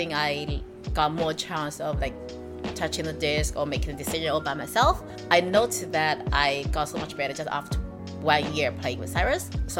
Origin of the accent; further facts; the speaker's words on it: Suzhou, Jiangsu, China; moved away as an adult; now in Shanghai, China; I was born in Suzhou, but I've lived in Shanghai for almost 6 years.